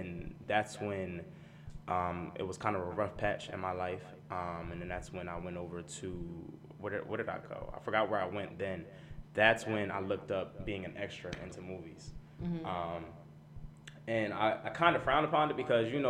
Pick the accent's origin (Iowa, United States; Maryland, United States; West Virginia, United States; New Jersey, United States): New Jersey, United States; Ewing; Born and raised in Ewing